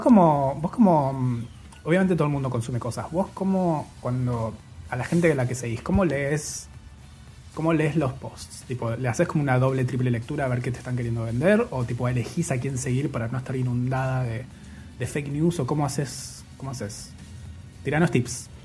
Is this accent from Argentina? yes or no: yes; Bariloche, Río Negro, Argentina; soy de Bariloche